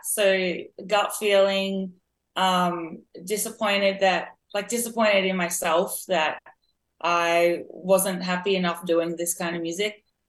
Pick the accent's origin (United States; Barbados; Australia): Australia; because I live in Australia. I'm Australian. And like I said, we don't really have the soul history here.